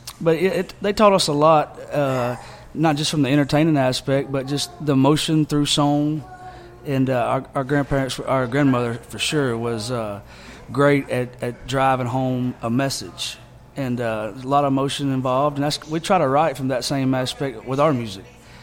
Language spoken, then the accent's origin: English; Alexander City, Alabama, United States; moved away as an adult; now in Nashville, United States; We're from Alexander City, Alabama